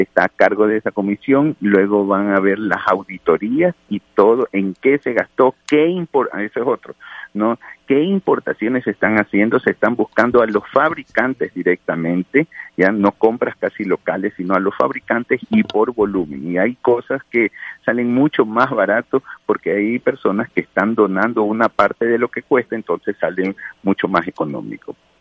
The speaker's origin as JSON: {"language": "Spanish", "country": "Ecuador", "said": "como ecuatoriano"}